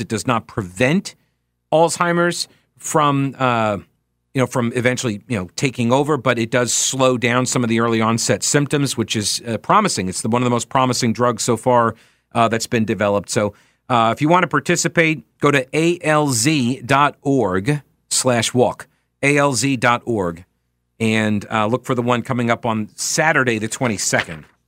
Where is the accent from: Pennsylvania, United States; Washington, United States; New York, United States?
New York, United States; moved away; I was raised in New York